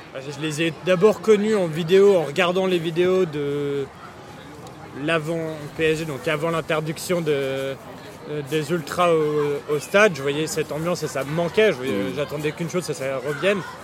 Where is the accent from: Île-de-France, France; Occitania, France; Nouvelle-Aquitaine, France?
Île-de-France, France; Boulogne-Billancourt; also born or lived in United Kingdom / Saint-Germain-en-Laye; now in London, United Kingdom; suis né au Royaume-Uni, mais euh, je suis rentré en France quand j'avais deux ans et demi. J'ai grandi à Boulogne-Billancourt avant de, déménager à Saint-Germain-en-Laye.